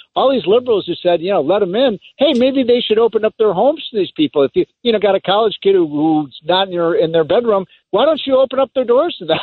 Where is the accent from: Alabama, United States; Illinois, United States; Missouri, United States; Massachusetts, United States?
Illinois, United States; Chicago; I'm from Chicago.